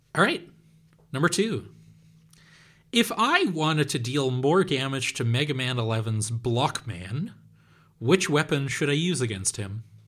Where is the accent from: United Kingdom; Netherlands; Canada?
Netherlands; English is a second language